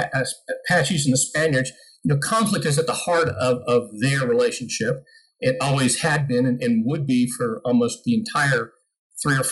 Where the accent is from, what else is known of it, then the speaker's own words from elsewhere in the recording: Scottsdale, Arizona, United States; moved away as an adult; now in New Mexico, United States; I was a city boy from Scottsdale